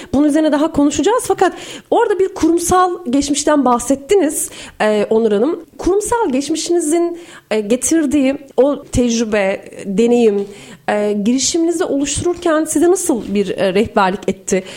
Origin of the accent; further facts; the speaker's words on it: Turkey; also born or lived in Iran / Azerbaijan; bir Türk olarak, bir Asya insanı olarak